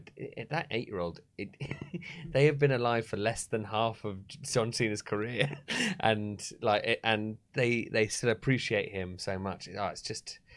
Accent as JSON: {"language": "English", "region": "London", "country": "United Kingdom", "tie": "born or raised there", "said": "I grew up in London."}